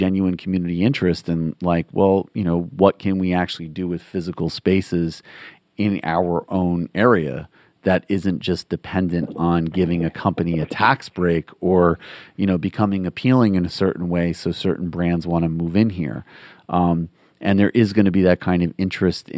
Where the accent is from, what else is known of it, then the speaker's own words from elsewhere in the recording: Western Massachusetts, United States; where I grew up in Western Massachusetts